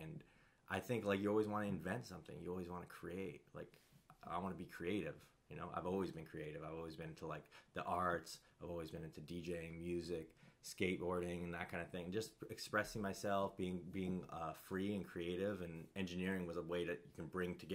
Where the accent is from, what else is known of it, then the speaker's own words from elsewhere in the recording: Kowloon, Hong Kong; also born or lived in Canada; loved growing up in Kowloon